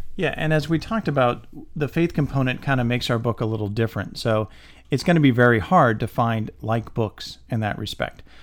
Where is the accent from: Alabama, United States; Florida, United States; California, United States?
Florida, United States; St. Petersburg; I grew up in St. Petersburg